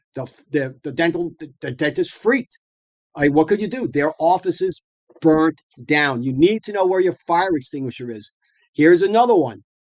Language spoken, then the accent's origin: English; South Shore, Long Island, suburbs of New York City, United States; moved away as an adult; now in San Diego, United States; I'm from the South, uh, the South Shore, Long Island, suburbs of New York City